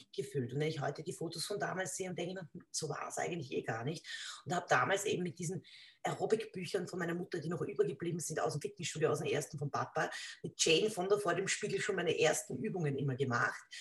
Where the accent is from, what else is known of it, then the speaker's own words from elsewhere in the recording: Lower Austria, Austria; bei uns in Niederösterreich